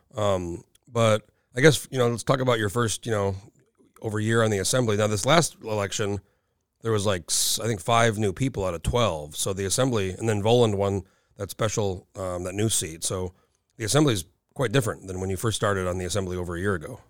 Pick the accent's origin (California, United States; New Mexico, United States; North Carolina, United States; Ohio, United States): New Mexico, United States; moved away as an adult; now in Anchorage, United States; I grew up in New Mexico, I went to college for a year